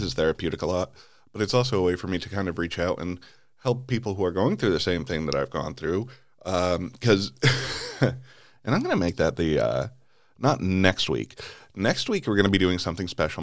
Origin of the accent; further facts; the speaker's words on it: Connecticut, United States; my home state of Connecticut